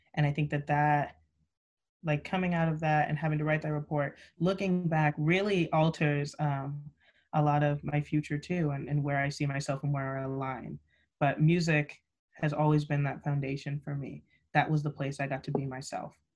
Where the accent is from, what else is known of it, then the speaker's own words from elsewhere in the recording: Buena Park, California, United States; I hail from Southern California, specifically in Buena Park, which makes me a proud Buena Park Coyote as well